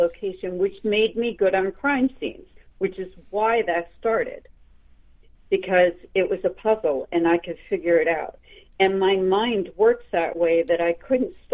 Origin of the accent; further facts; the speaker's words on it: central Pennsylvania, United States; both houses that I grew up in, my father and mother designed it with an architect, and, you know, they built them from the ground up. So we lived in the woods on numerous acres, and, you know, it was large, and it was in a very small town in Pennsylvania.